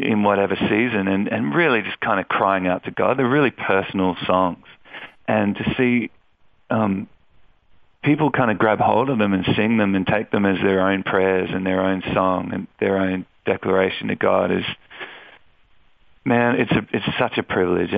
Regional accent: Melbourne, Victoria, Australia; moved away as an adult; now in Sydney, Australia; I moved from Melbourne to Sydney after I finished high school

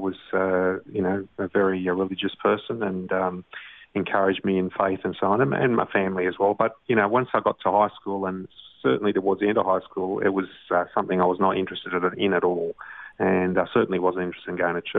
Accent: Sydney, New South Wales, Australia; also born or lived in Italy; I was born in Manly, in Sydney, and grew up in Brookvale, which is in the northern beaches of the Sydney area.

